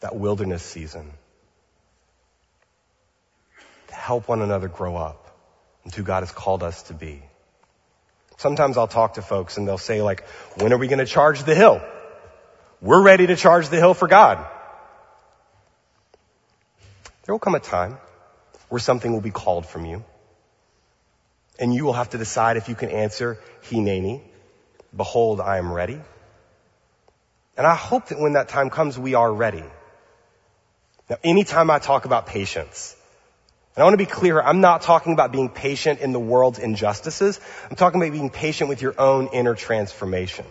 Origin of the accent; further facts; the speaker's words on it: United States; now in Pasadena, United States; I'm from Louisiana, Mississippi. This is like our place.